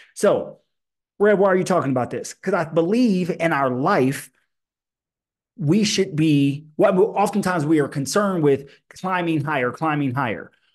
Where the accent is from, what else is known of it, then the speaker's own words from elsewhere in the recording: Illinois, United States; I grew up in Illinois in the eighties and nineties